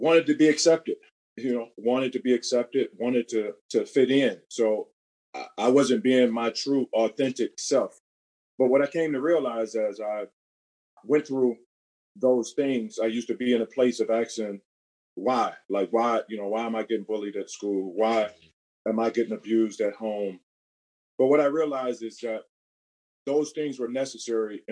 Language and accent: English; Cleveland, Ohio, United States; Born and raised in Cleveland, Ohio